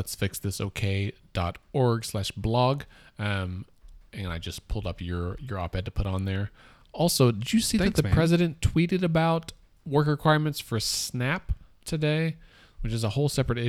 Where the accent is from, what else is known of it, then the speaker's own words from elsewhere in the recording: Texas, United States; born there; I was born in Texas.